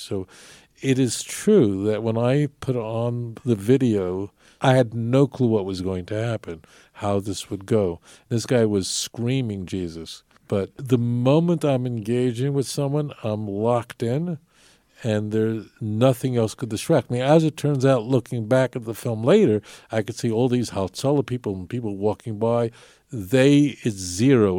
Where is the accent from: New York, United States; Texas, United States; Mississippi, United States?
New York, United States; New York City; Growing up in New York, seeing uh, it was ubiquitous to see people walking around me who had numbers on their arms